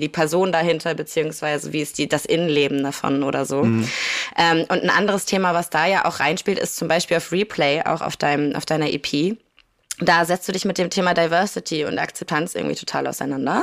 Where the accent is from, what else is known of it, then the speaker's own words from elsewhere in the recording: Kiel, Schleswig-Holstein, Germany; ich komme aus Kiel